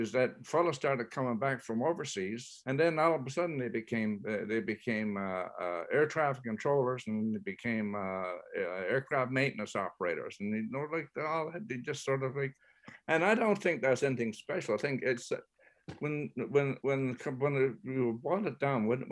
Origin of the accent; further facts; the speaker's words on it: Newfoundland and Labrador, Canada; we're settled from England, from the west coast of England, and the press in the Cornwall area, in the Dorset area in England